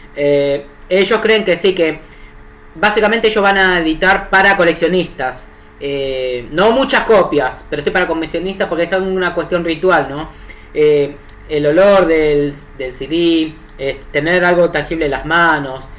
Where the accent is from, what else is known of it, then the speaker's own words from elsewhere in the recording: Argentina; yo soy de Argentina